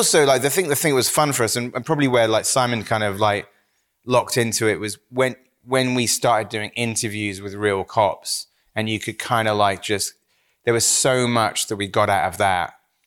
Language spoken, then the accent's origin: English; Wells, South West England, United Kingdom; growing up in Somerset